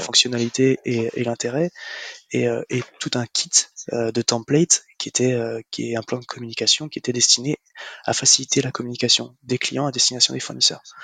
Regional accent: Marseille, Provence-Alpes-Côte d'Azur, France; nous sommes Marseillais

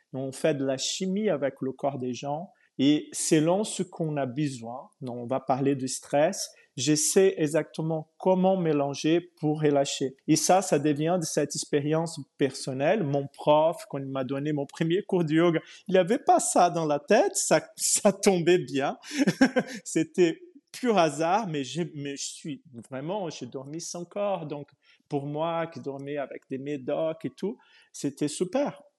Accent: Brazil; moved away as an adult; also born or lived in Portugal; je suis né au Brésil il y a très très longtemps

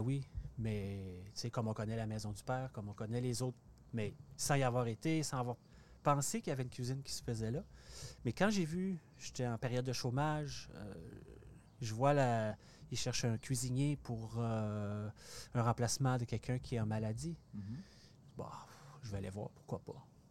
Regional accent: Port-Cartier, Quebec, Canada; moved away; also born or lived in Montreal; à Port-Cartier, euh, ma, côte nord natale

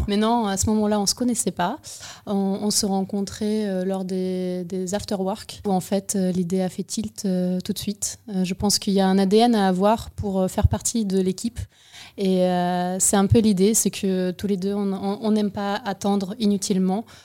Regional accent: Ukraine; also born or lived in United States; now in Bordeaux, France; Je suis née en Ukraine, j'ai étudié aux États-Unis, j'ai vécu un peu là-bas et revenue en France à Bordeaux

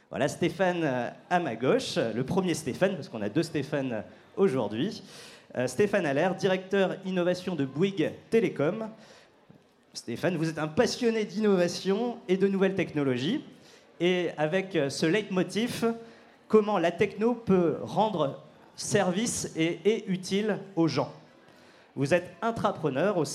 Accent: Lille, Hauts-de-France, France; que je viens euh, de Lille

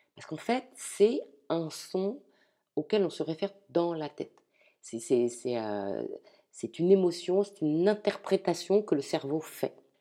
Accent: Ch'ti, Hauts-de-France, France; je suis ch'ti

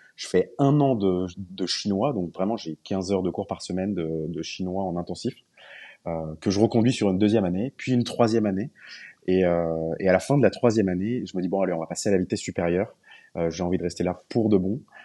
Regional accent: France; je suis pas norvégien, je suis français

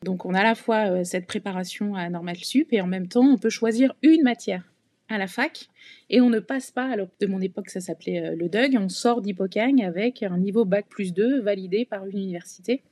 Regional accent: Provence-Alpes-Côte d'Azur, France; also born or lived in Rueil-Malmaison, Hauts-de-Seine / Paris region / Cagnes-sur-Mer / Nice; on a grandi euh, entre la région parisienne et la Côte d'Azur

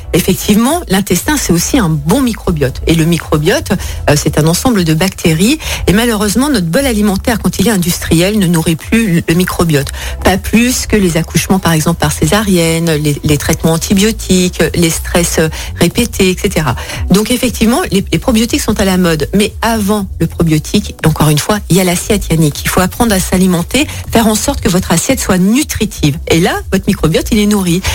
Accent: France; nous, chez nous, en France

